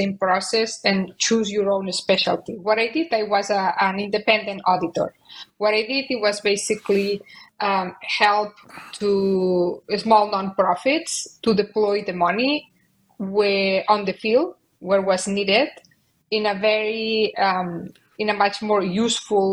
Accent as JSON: {"language": "English", "town": "Barcelona", "region": "Catalonia", "country": "Spain", "tie": "born or raised there", "moved": "as an adult", "said": "I was born and raised in Barcelona"}